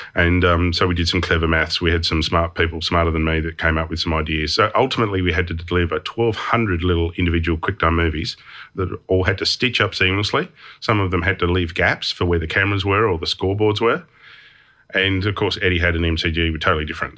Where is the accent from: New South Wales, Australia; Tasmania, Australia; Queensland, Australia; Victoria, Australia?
Tasmania, Australia; Hobart; I grew up in Hobart and we only had two T V stations